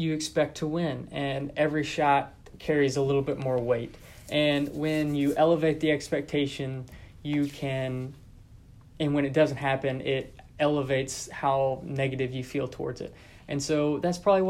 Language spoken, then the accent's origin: English; Texarkana, United States; I'm from Texarkana